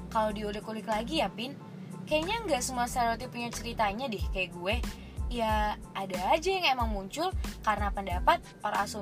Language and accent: Indonesian; North Sumatra, Indonesia; Oh nih gue juga cantik kali Tapi gue orang Batak